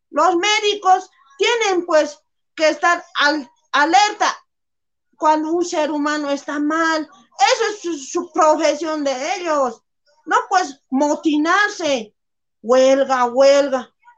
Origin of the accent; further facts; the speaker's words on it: Bolivia; esta es nuestra tierra